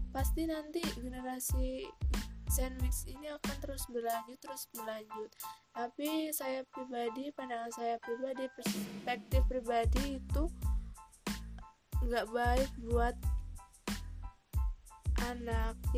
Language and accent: Indonesian; Central Java, Indonesia; bukan hal yang aneh sih di keluarga daerah aku atau kota aku Jawa Tengah atau mungkin di seluruh Indonesia